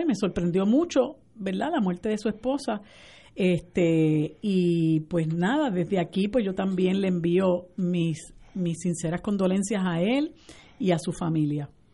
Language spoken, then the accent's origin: Spanish; Puerto Rico; nosotros como puertorriqueños